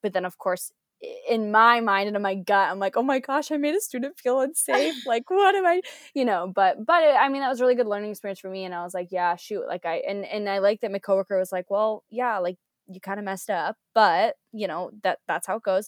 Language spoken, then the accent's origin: English; United States; moved away as an adult; also born or lived in Georgia; now in United Kingdom; I'm American